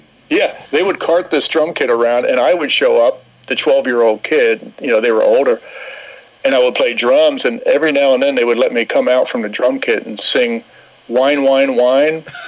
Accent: Camden, New Jersey, United States; I grew up in New Jersey, in Camden, New Jersey

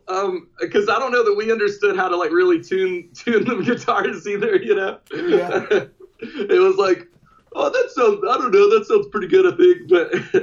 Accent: Hartsville, South Carolina, United States; moved away; I'm from Hartsville, South Carolina originally.

